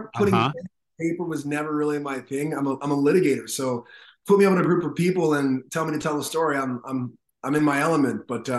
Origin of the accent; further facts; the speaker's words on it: Toronto, Ontario, Canada; also born or lived in Brooklyn, New York, United States; now in New York, United States; Her high school sweethearts met in Toronto, Canada, and then... Wow. Years later, I was born.